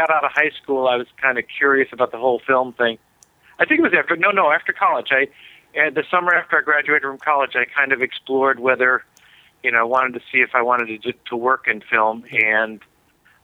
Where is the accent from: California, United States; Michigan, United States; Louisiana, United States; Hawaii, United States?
Michigan, United States; Detroit; growing up in Detroit